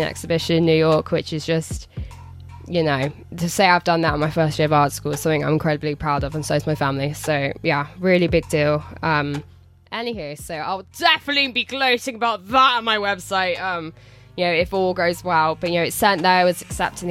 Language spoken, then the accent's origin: English; Telford, West Midlands, United Kingdom; I'm from Telford.